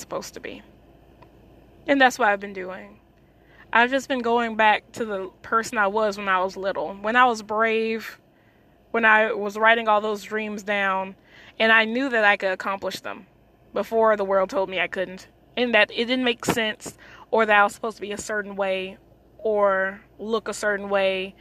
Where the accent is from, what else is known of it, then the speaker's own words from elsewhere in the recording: United States; I am Black American.